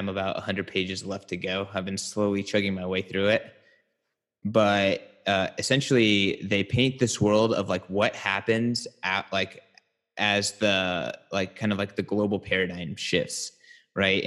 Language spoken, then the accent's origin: English; San Francisco, California, United States; In SF, my hometown